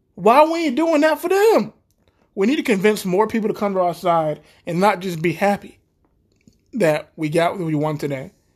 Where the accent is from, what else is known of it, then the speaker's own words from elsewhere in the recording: United States; we're the American people